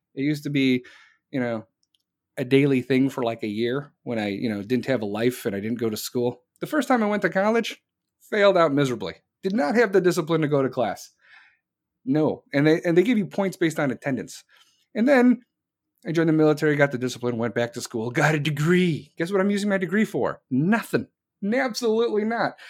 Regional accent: Chicago, Illinois, United States; also born or lived in North Carolina; I am from Chicago

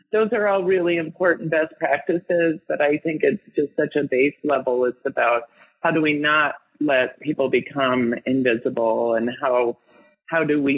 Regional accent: Denver, Colorado, United States; I grew up in Denver and I'm older than 35.

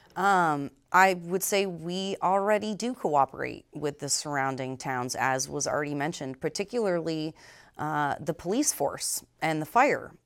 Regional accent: Vermont, United States; moved away; was born and raised in Vermont, educated here at Champlain College

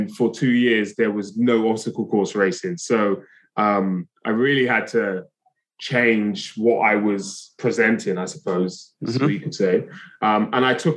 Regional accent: London, United Kingdom; I'm from Brixton, South London originally, which is a very urban area

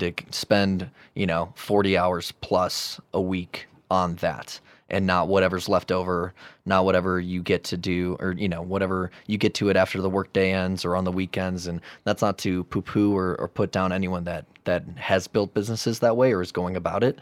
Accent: Chicago, Illinois, United States; now in Denver, United States; I'm from Chicago

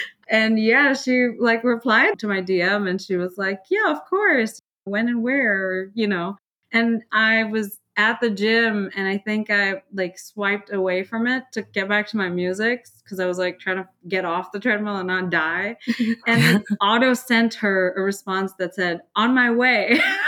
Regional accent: India; moved away; And, you know, I'm from India. I'm Indian. I was born in India. I moved for school and work and things like that and ended up here.

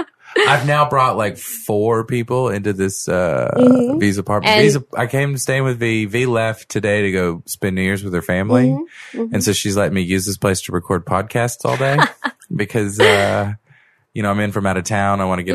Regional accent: United States; now in Vietnam; I'm American.

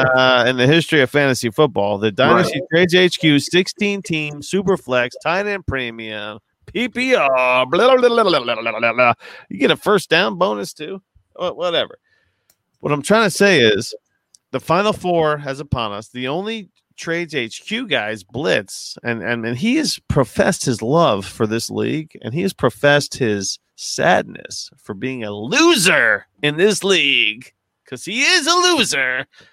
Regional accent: Springfield, New Jersey, United States; I'm like the hour away Springfield.

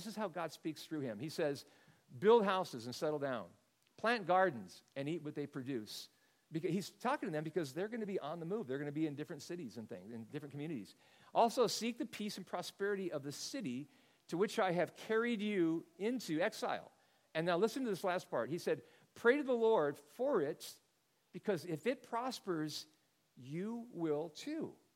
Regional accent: Bay Area, California, United States; moved away as an adult; now in San Diego, United States; Because I'm a NorCal guy. I grew up in the Bay Area.

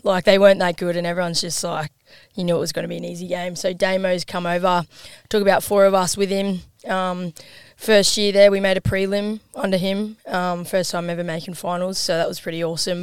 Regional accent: Gladstone, Queensland, Australia; also born or lived in Geelong, Victoria; I was born in Geelong, moved to Gladstone when I was five, which is like six hours up north from here

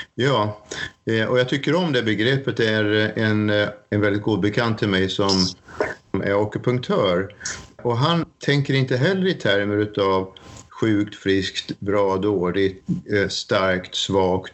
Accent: Sweden; moved away as an adult; now in Norway

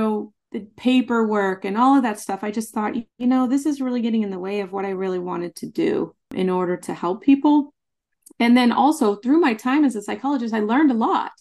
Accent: Nebraska, United States; I grew up in Nebraska in a very small town, like 500 people.

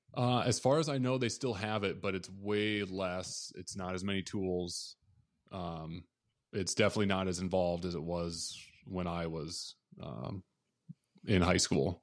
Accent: Southwest Minnesota, United States; I grew up in Southwest Minnesota, a tiny town of about twelve hundred people

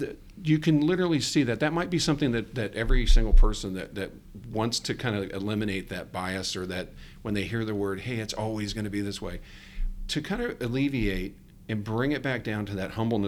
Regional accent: Ohio, United States; moved away; I'm from the Midwest, Ohio.

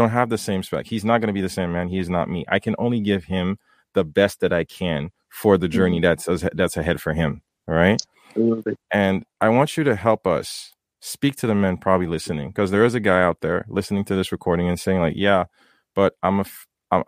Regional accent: Port-au-Prince, Haiti; now in North America; growing up in Haiti

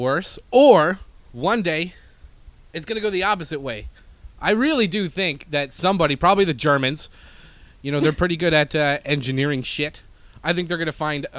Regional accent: Canada; now in United States

